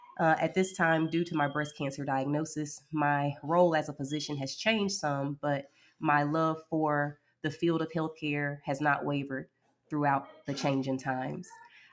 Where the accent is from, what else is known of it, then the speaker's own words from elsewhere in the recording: Birmingham, Alabama, United States; I am from Birmingham, Alabama. I am 40 years old, and I am married with 3 children.